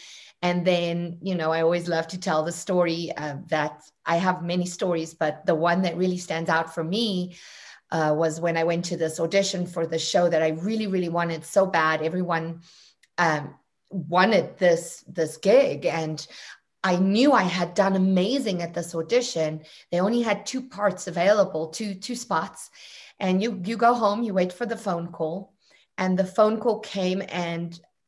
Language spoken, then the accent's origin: English; South Africa; I don't think it's so much South Africa as it is my family, my home, my parents. Look, South Africa is wa